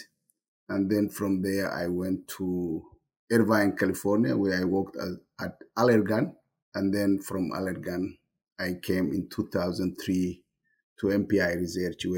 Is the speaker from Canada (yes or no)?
no; Brava, Lower Shabelle, Somalia; moved away as an adult; also born or lived in Mogadishu, Somalia / Italy / Berlin, Germany; I was born and raised in Somalia. I grew up in a town called Brawa, which is about 214 kilometers